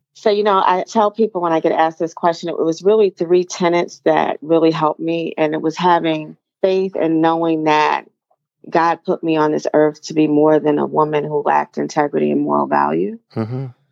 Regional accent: East Orange, New Jersey, United States; I grew up in East Orange, New Jersey

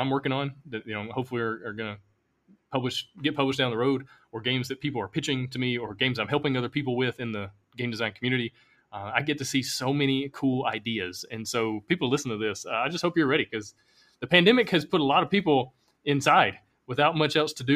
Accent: Alabama, United States; moved away as an adult; I'm from Alabama. You know, it's probably why I have this accent.

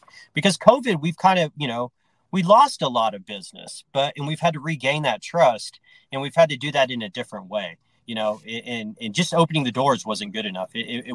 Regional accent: Austin, Texas, United States; now in Denver, United States; I'm from Austin, Texas, and my family's been in the dry cleaning industry

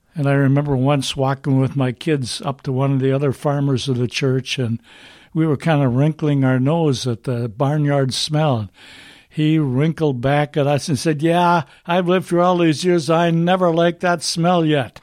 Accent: Duluth, Minnesota, United States; I grew up in Duluth, Minnesota

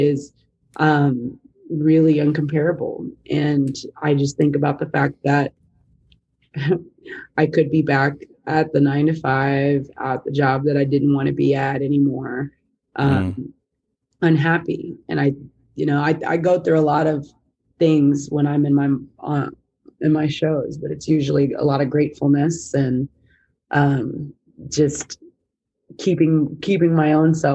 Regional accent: Texas, United States; growing up, not only as a Black woman, as a Texan, as a Southerner

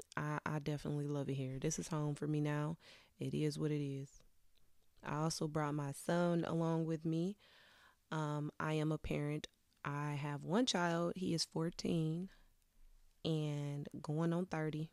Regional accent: Wisconsin, United States; moved away as an adult; now in Detroit area, United States; I'm a Midwest girly. I'm originally from Wisconsin.

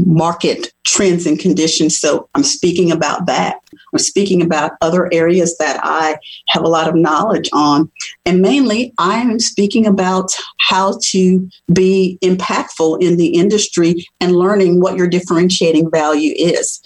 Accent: New Orleans, Louisiana, United States; moved away as an adult; also born or lived in Tennessee; I grew up in New Orleans, Louisiana, where there is a gumbo mixing pot of cultures

